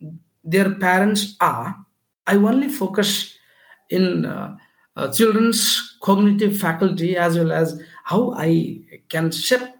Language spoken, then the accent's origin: English; Nepal; I am from Nepal, the country of Everest and Lord Buddha